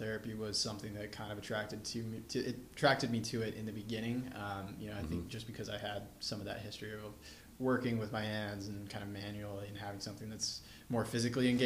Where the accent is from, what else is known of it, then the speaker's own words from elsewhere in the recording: Independence, Virginia, United States; moved away as an adult; also born or lived in Ithaca, New York; I was born in a small town in southwestern Virginia. It's called Independence